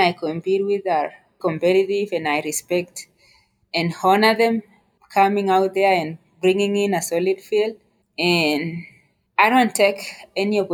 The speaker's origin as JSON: {"language": "English", "country": "Kenya", "also_born_or_lived": "United States", "moved": "as an adult", "lives_now": "Colorado Springs, United States", "said": "I am originally from Kenya. I moved to the United States in 2015."}